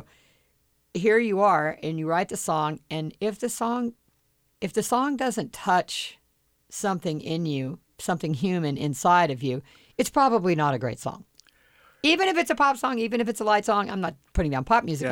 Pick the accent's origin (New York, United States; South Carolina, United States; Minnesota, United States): South Carolina, United States; Charleston; now in Los Angeles, United States; I didn't like it growing up in Charleston, South Carolina